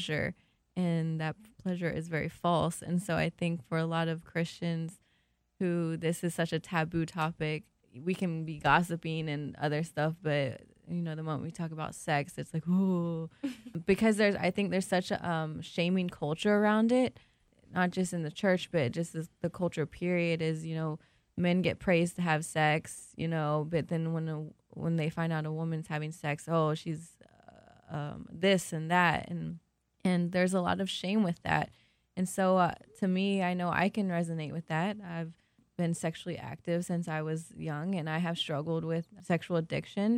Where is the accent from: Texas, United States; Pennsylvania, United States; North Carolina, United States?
North Carolina, United States; Charlotte; also born or lived in Peru; originally from Peru, raised in Charlotte